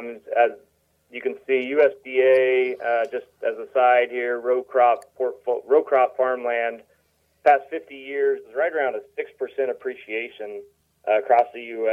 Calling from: Illinois, United States; I am just outside of St. Louis on the Illinois side of the river.

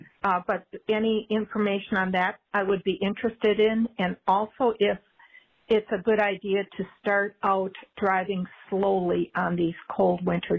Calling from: Minnesota, United States; I'm calling from Minnesota.

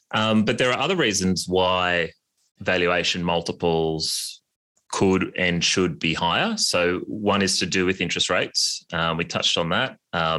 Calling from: New York, United States; I'm joining from the New York winter and very jealous of your Australian summer.

